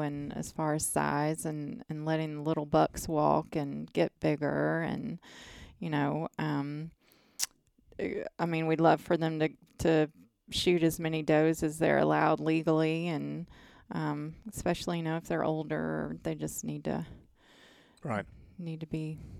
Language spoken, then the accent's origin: English; North Carolina, United States; Yeah, I am.